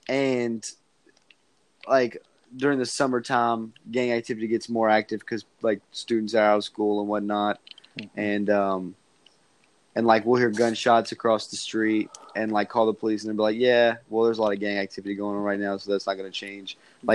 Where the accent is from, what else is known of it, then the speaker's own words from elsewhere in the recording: Louisville, Kentucky, United States; I live in Louisville, born and raised